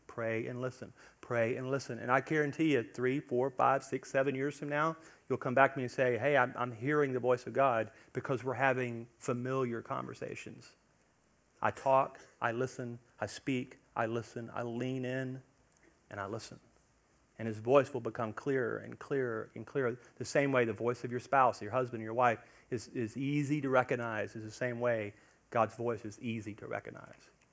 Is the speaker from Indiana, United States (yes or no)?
no; Louisiana, United States; we're from Louisiana